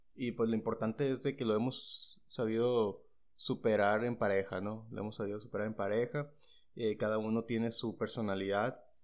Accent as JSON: {"language": "Spanish", "town": "San Luis Río Colorado", "region": "Sonora", "country": "Mexico", "said": "San Luis Río Colorado"}